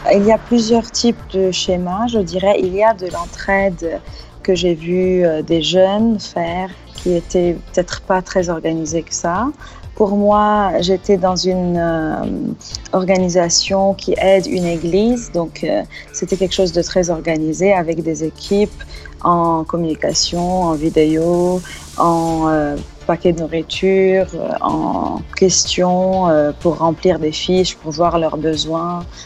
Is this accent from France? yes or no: no; Lebanon; en tant que Libanais